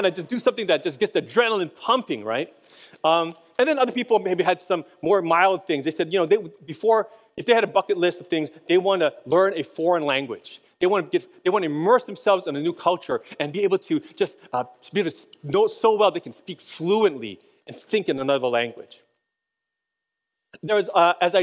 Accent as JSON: {"language": "English", "region": "Hawaii", "country": "United States", "tie": "born or raised there", "also_born_or_lived": "Boston", "moved": "as an adult", "said": "when I was a kid, I grew up in Hawaii"}